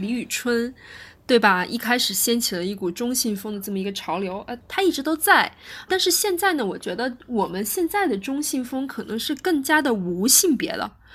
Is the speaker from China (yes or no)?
yes; China; 我们中国人